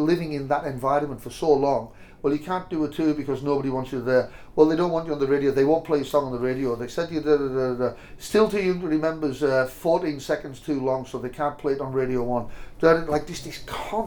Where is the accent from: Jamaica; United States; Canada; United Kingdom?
United Kingdom; Cumbria, North West England; we're both from Cumbria